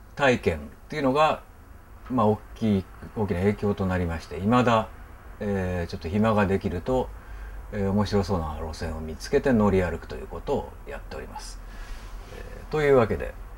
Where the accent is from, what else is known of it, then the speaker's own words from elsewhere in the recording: Tokyo, Japan; 生まれ育ったところが東京の下落合の辺りなんですけども